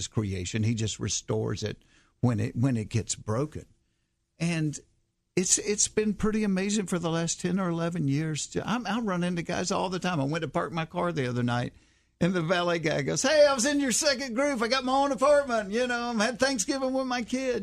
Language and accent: English; Hapeville, Georgia, United States; I grew up in Hapeville where Chick-fil-A started